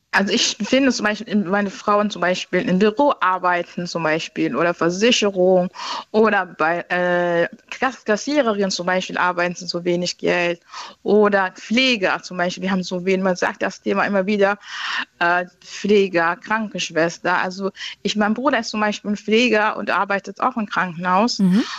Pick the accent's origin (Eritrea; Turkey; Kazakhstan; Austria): Eritrea; German is a second language; now in Bremen, Germany; Ich komme aus Afrika, also ja, aus, äh, wie sagt man, aus äh, ähm, nicht äh, Nordafrika, also, also Eritrea